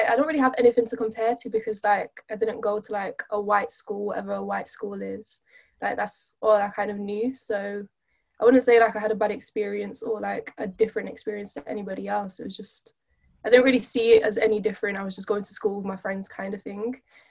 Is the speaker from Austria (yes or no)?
no; Openshaw, North West England, United Kingdom